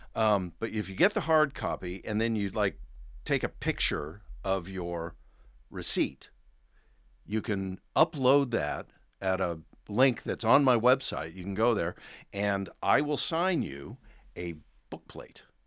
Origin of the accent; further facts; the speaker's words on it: Oregon, United States; I grew up in Oregon